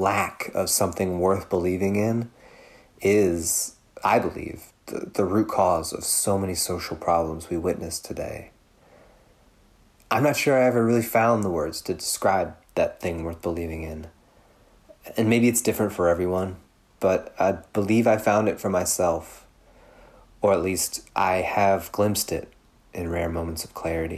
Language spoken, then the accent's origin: English; Louisville, Kentucky, United States; outside of my hometown of Louisville